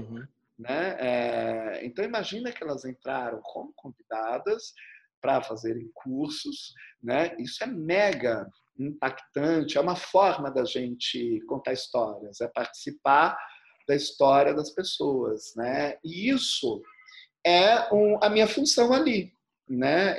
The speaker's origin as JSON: {"language": "Portuguese", "town": "Uauá", "region": "Bahia", "country": "Brazil", "tie": "born or raised there", "said": "quando eu tinha uns 5 para 6 anos de idade, lá em Uauá, né, onde eu nasci"}